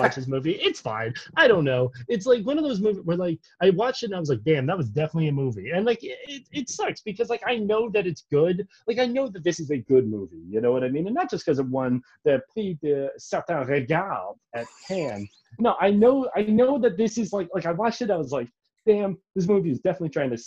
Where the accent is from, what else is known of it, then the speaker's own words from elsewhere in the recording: Montgomery County, Maryland, United States; we grew up in Montgomery County. It's a pretty Greek area